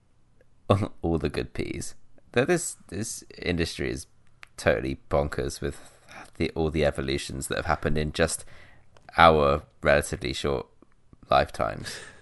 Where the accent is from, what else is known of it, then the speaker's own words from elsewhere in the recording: South West England, United Kingdom; moved away; in my hometown, like in the southwest